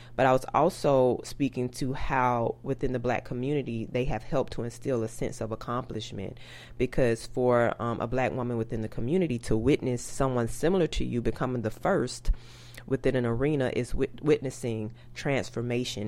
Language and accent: English; Tallahassee, Florida, United States; also born or lived in Pelham, Georgia; I am country from Tallahassee by way of Pelham, Georgia